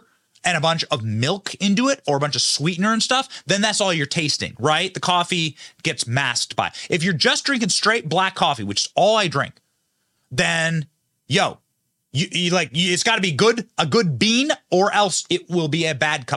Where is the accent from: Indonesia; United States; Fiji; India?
United States; Iowa; I'm from Iowa